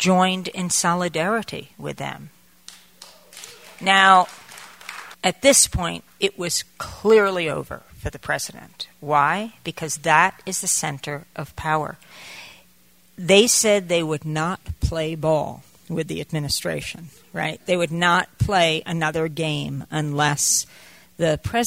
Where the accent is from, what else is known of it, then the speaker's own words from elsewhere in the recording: New York, United States; I come from New York.